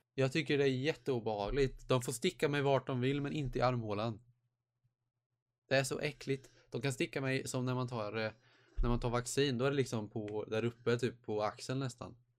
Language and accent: Swedish; Småland, Sweden; Jag är smålänning själv